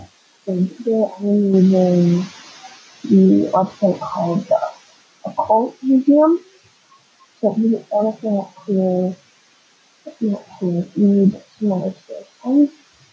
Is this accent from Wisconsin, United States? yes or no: yes; La Crosse, Wisconsin, United States; a freshman in high school, my hometown of La Croix, Wisconsin, I was sleeping over at my friend Tom's house.